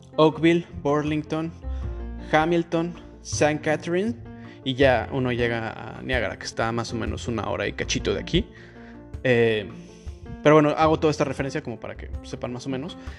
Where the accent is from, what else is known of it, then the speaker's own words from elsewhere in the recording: Mexico City, Mexico; accent: Mexican; moved away as an adult; now in Toronto, Canada; la Ciudad de México, que es de donde yo soy